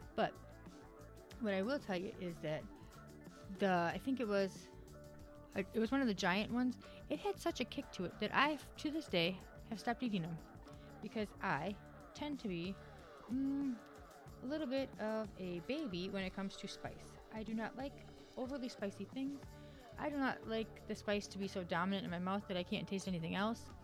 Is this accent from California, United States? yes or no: no; Wisconsin, United States; moved away; I am from Wisconsin